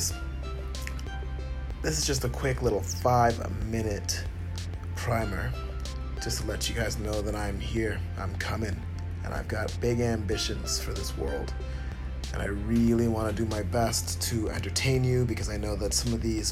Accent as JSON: {"language": "English", "town": "Ottawa", "region": "Ontario", "country": "Canada", "tie": "born or raised there", "moved": "yes", "said": "I grew up in Canada, to be more precise. And the city I grew up in is Ottawa."}